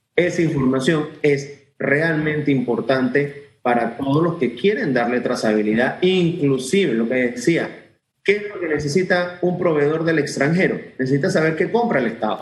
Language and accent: Spanish; Panama; nosotros como ciudadanos, como panameños